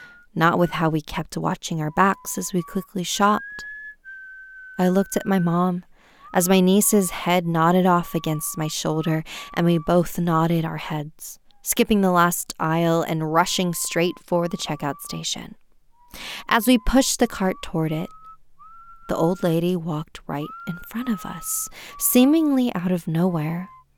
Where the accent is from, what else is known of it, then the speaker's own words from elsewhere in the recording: China; Growing up in China, I remember forcing my eyes shut as hard as I could every night